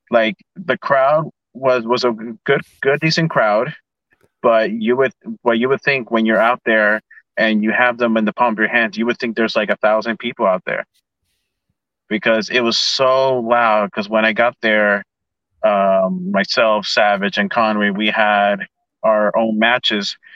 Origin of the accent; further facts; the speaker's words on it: Ecuador; getting to wrestle in in in my home country of Ecuador